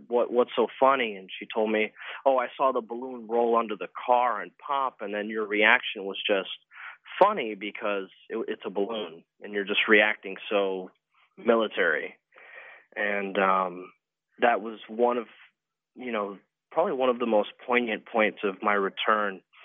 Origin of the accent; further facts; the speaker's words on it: Fort Lauderdale, Florida, United States; from Fort Lauderdale, Florida.